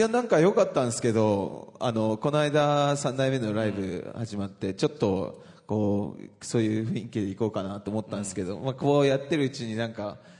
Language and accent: Japanese; Misawa, Aomori, Japan; moved away; 僕の地元